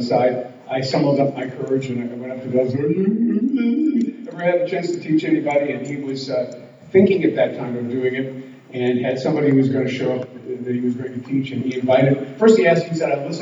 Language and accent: English; South Dakota, United States; moved away as an adult; also born or lived in Nashville / California; I was born in South Dakota